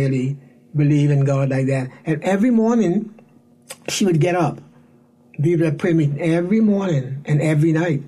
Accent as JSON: {"language": "English", "town": "Cherokee Sound", "region": "Central Abaco", "country": "Bahamas", "tie": "born or raised there", "also_born_or_lived": "Nassau", "moved": "as an adult", "said": "I was born in Nassau, but I lived in Cherokee Sound, Abaco. And I stayed there until I was about 20 years old."}